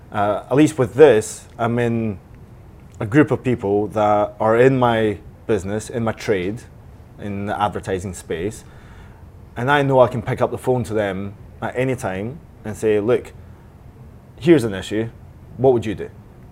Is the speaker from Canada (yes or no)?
no; United Kingdom; I'm British, I need to go.